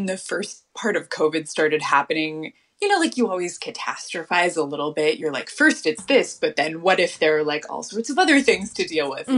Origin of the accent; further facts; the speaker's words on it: Southern California, United States; also born or lived in Boston / New York; growing up in Southern California